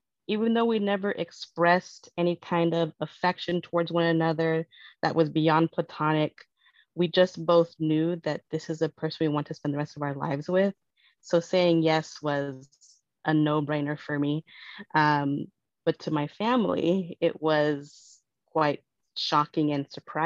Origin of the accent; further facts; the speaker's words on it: California, United States; first language Spanish; English is a second language; moved away as an adult; also born or lived in Lesotho; now in New York, United States; I identify as Mexican-American, born and raised in California, but currently living in New York